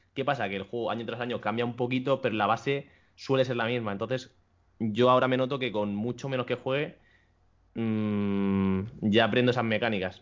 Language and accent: Spanish; Barcelona, Catalonia, Spain; now in Madrid, Spain; Nací en Barcelona